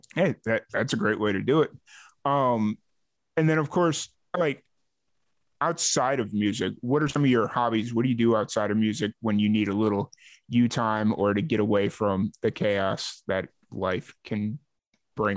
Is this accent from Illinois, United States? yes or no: yes; Chicago, Illinois, United States; I'm from Chicago